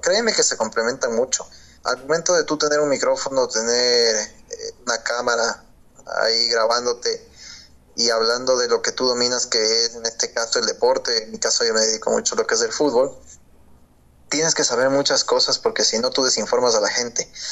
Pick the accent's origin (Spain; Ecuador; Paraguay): Ecuador; soy locutor deportivo ecuatoriano